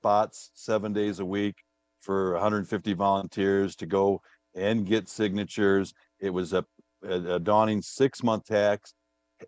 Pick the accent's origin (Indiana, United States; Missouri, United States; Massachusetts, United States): Indiana, United States; South Bend; now in Irvine, United States; I've always been involved in civic duties back in South Bend, Indiana, where I grew up